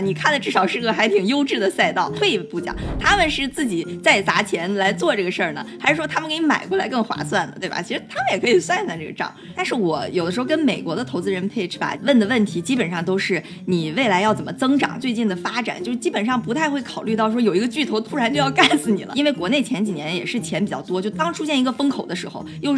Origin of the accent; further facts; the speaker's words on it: Dalian, Liaoning, China; moved away as an adult; also born or lived in Beijing / New York; 我自己是在国内长大的，大连土生土长